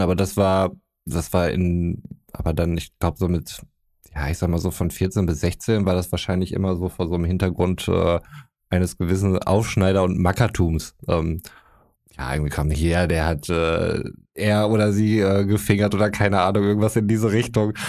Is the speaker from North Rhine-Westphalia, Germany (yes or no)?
yes; North Rhine-Westphalia, Germany; wir sind aus Westfalen